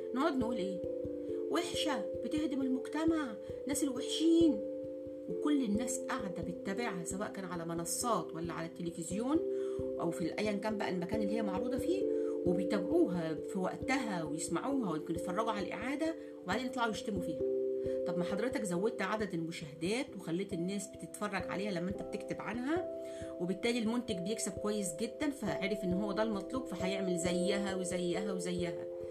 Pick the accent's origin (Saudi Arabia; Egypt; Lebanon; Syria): Egypt; احنا مصري سواء مسلم مسيحي